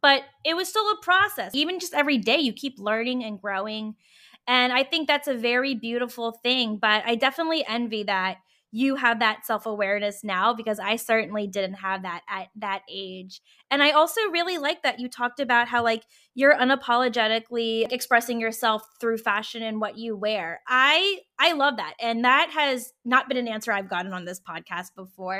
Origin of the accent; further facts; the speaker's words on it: Virginia, United States; I was in Virginia and I'm from Virginia.